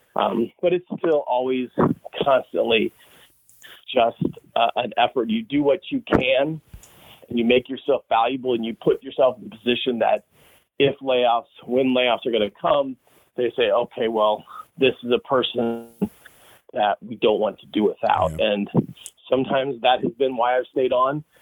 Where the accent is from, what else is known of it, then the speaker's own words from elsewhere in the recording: St. Charles, Missouri, United States; I grew up in St. Charles